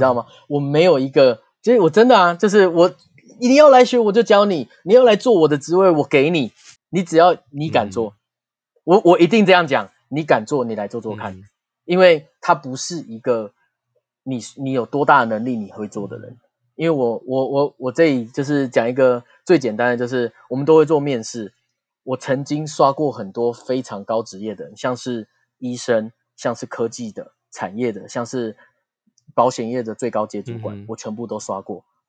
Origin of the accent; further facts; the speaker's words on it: Taiwan; 我们台湾人